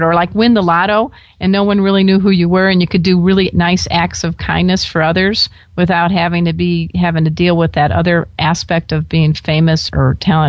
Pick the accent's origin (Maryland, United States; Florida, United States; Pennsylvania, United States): Florida, United States; I grew up in Florida before. I lived in Florida for a number of years in my previous life as a newspaper reporter.